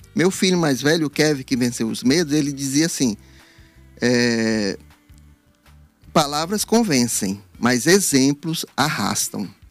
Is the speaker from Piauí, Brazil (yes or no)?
yes; Teresina, Piauí, Brazil; born or raised there; moved away as an adult; also born or lived in Parnaíba / Rio de Janeiro